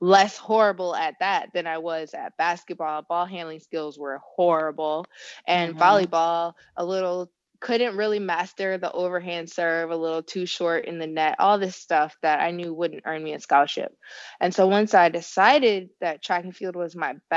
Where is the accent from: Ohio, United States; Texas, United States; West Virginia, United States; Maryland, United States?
Ohio, United States; Elyria; So I grew up in Elyria, Ohio, very small town, one public high school, literally related to half